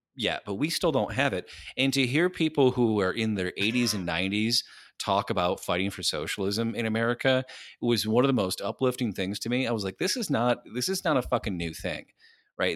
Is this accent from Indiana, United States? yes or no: no; Lansing, Michigan, United States; I'm from fucking Lansing, Michigan